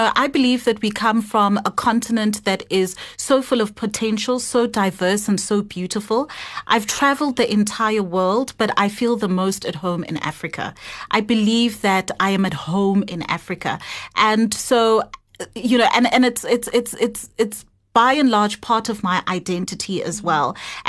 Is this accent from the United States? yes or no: no; Moldova; born there; So I was born in Moldova. And I've really had quite an international upbringing, just based on the different countries that we've lived in with my family.